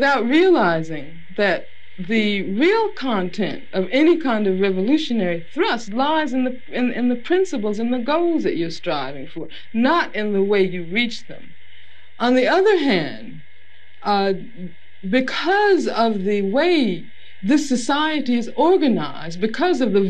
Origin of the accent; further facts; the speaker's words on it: Birmingham, Alabama, United States; moved away; also born or lived in Los Angeles; I grew up in Birmingham, Alabama.